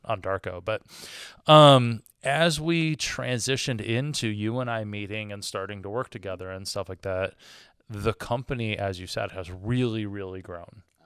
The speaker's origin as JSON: {"language": "English", "region": "Michigan", "country": "United States", "said": "I am from Michigan, which means that I'm a Detroit Pistons fan"}